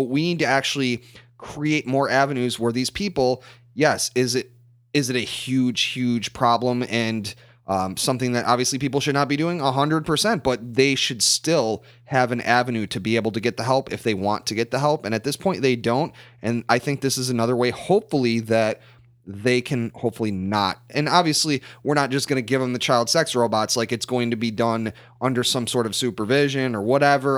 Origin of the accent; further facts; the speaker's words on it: United States; growing up in the United States